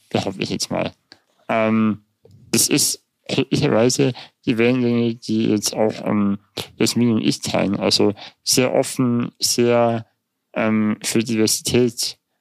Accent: Germany; also born or lived in Munich; bei uns in Deutschland

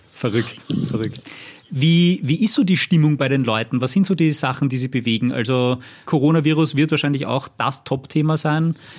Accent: Austria; bei uns in Österreich

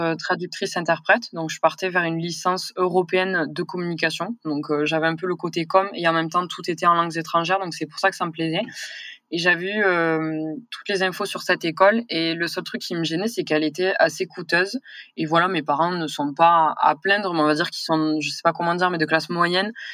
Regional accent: near Toulouse, Occitania, France; accent: southern; j'ai grandi, à mon accent, vous allez vite le comprendre que je suis du sud. Hein, donc j'ai grandi vers Toulouse, hein, dans un petit village

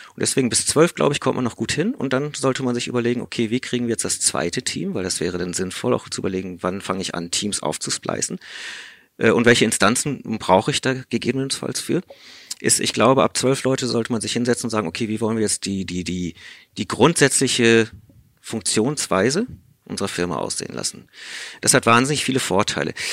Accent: South Africa; first language English; German is a second language; moved away; ich komme aus Südafrika, spreche deswegen auch Native English

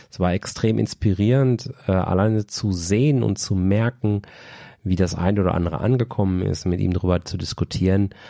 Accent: Bochum, North Rhine-Westphalia, Germany; da Bochum auch von Haltern jetzt echt nur ein Katzensprung entfernt ist und zudem eben auch meine Heimatstadt

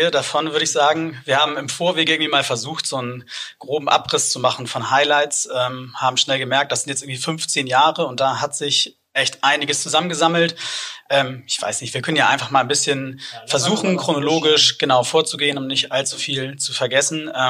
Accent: Hamburg, Germany; aber zumindest interessiert angeguckt wurde als Hamburger

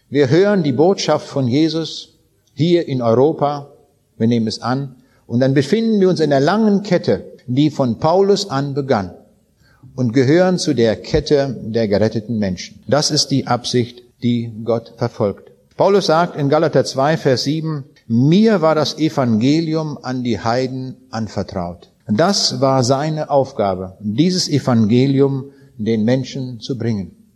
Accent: Königsberg, Kaliningrad Oblast, Russia; Ich habe das abends an den Leuten dort in Königsberg auch gesagt. Das war mal meine Heimat, es ist nicht mehr.

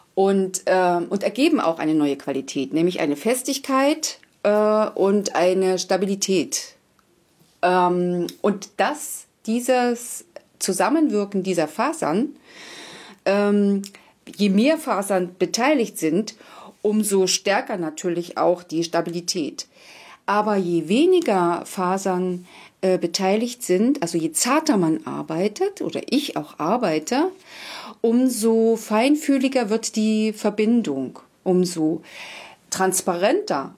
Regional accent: Wangelin, Mecklenburg-Vorpommern, Germany; now in Basthorst, Germany; ursprünglich äh, komme ich aus Wangelin, das ist in der Nähe von Plau am See

